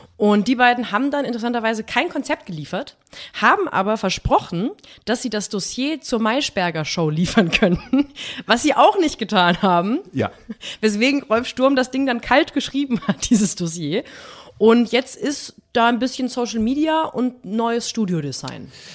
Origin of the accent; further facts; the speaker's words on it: West Germany, Germany; Bin Westdeutsche bin ich auch